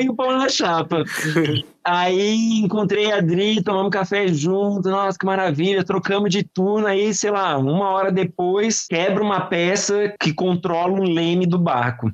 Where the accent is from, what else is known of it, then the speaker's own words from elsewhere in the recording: Florianópolis, Santa Catarina, Brazil; moved away; Florianópolis é minha terra natal